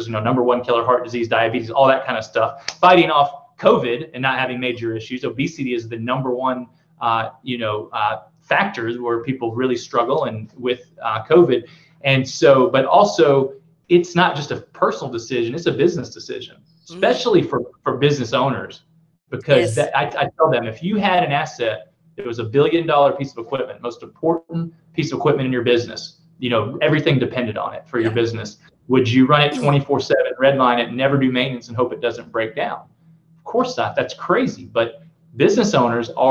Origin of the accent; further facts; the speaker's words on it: the South, United States; I'm from the South, so I say amen